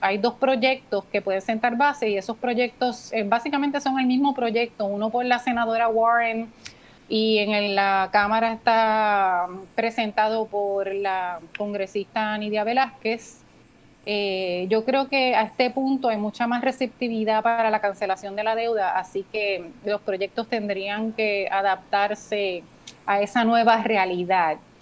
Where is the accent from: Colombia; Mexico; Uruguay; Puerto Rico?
Puerto Rico; somos puertorriqueños